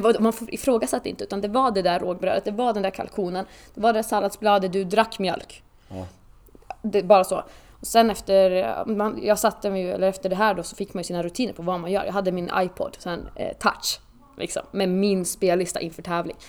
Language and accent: Swedish; Åland Islands; moved away as an adult; now in Sweden; tills att jag flyttade nästan från eh, Åland som jag kommer ifrån